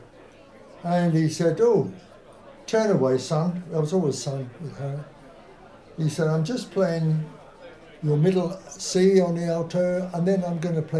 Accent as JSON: {"language": "English", "town": "Welwyn Garden City", "region": "East of England", "country": "United Kingdom", "tie": "born or raised there", "said": "I was born in England. I was born in Wellington City."}